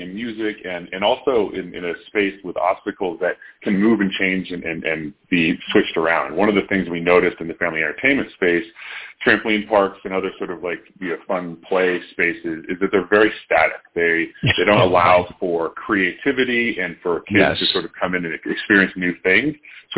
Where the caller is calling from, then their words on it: Denver, Colorado, United States; Yeah, so we're based in Denver, Colorado. Nice little sunny day we got going on here.